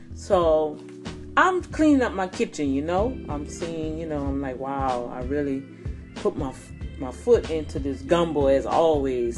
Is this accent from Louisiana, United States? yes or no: yes; New Orleans, Louisiana, United States; now in Houston, United States; I'm from Louisiana, I'm from New Orleans, Louisiana.